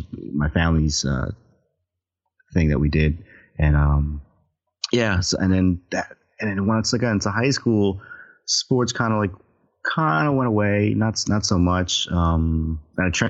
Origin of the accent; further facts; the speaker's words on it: Union City, New Jersey, United States; That's where I grew up, in Union City